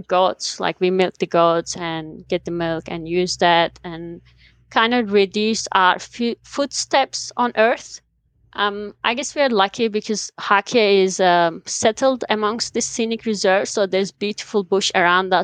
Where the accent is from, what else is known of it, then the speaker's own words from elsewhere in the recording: Black Sea region, Trabzon, Turkey; moved away as an adult; now in New Zealand; I'm from Turkey. I was born in the mountains of Black Sea region